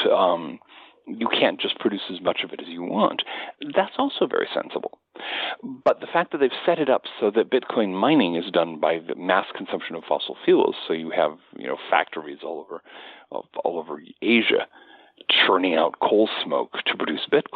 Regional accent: United States; as an American

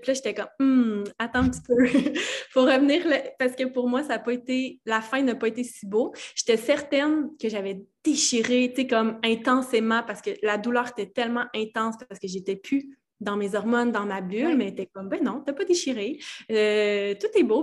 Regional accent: Val-d'Or, Quebec, Canada; je viens de l'Abitibi-Témiscamingue, de Val-d'Or plus précisément

